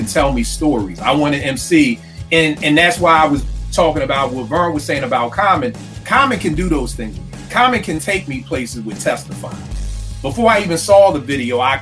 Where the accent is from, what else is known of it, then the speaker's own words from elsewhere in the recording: Philadelphia, Pennsylvania, United States; I grew up in West Oak Lane, Philly, living with my grandmother until I was in fourth grade.